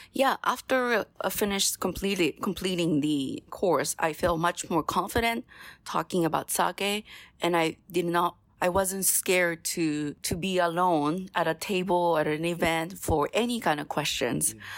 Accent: Ibaraki, Japan; moved away as an adult; also born or lived in Las Vegas, United States / New York City, United States; now in Portland, United States; I am from Ibaraki Prefecture

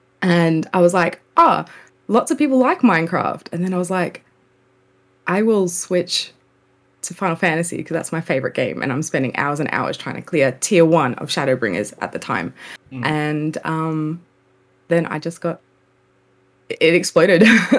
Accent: Australia; I'm Australian.

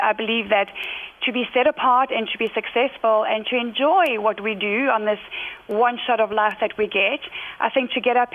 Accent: South Africa; moved away as an adult; also born or lived in United Kingdom; I was born and raised in South Africa, and then at 31 moved over to the UK, where we have been for about 15 years.

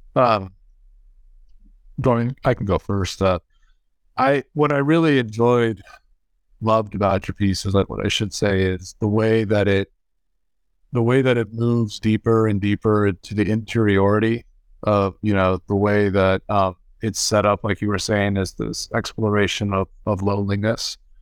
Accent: California, United States; I grew up in California

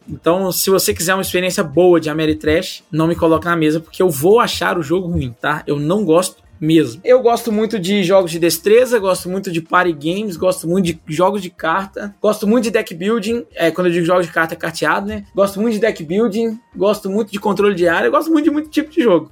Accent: Brazil; eu sou brasileiro

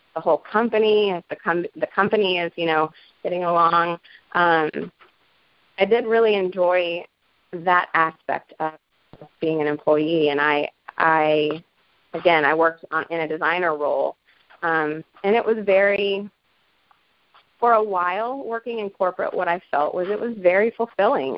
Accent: Asheville, North Carolina, United States; I'm from Asheville, North Carolina

